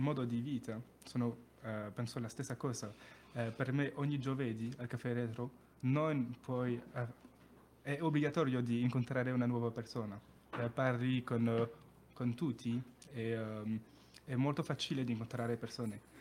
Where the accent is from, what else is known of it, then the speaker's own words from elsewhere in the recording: Périgueux, Nouvelle-Aquitaine, France; Italian is a second language; also born or lived in Paris; now in Bari, Italy; vengo da Perigueux, che è una città nel sud-ovest della Francia